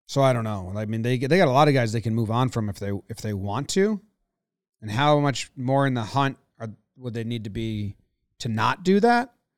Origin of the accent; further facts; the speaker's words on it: Connecticut, United States; we grew up in Connecticut